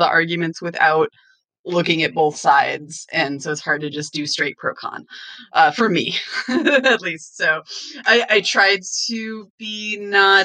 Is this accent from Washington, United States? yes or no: yes; Western Washington, United States; now in Pennsylvania, United States; I'm from Washington and I'm from Western Washington, I should say, where the climates are temperate.